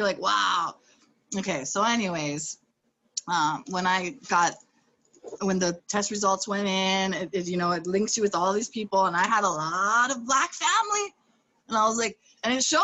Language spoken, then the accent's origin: English; Hawaii, United States; Born and raised in Hawaii as a foster child.